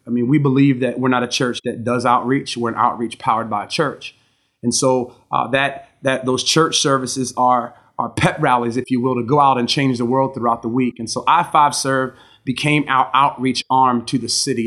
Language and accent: English; Gambrills, Maryland, United States; I grew up, uh, in Maryland, uh, in a town, uh, called Gambrils, Maryland, uh, which is outside